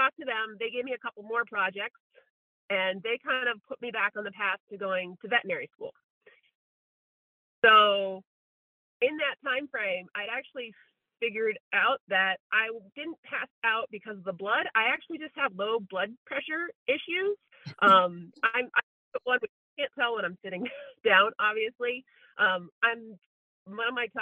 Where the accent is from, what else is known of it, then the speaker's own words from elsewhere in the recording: Connecticut, United States; moved away as an adult; also born or lived in Rhode Island / Massachusetts; now in Santa Cruz, United States; I was born in Connecticut, went to my undergraduate in Rhode Island, and then vet school in Massachusetts